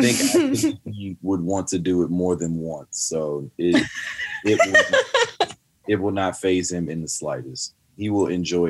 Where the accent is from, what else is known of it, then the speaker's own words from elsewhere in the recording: Canada; accent: Canadian; it would like trigger my Canadian accent.